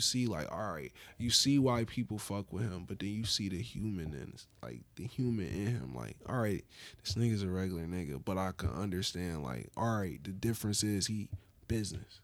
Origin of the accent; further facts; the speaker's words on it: Buffalo, New York, United States; growing up in Buffalo